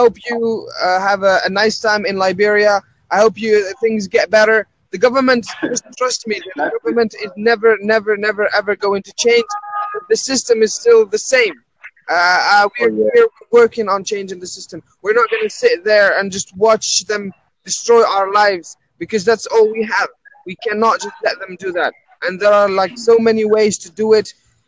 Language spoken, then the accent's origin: English; Algeria; now in Paris, France; I'm originally from Algeria.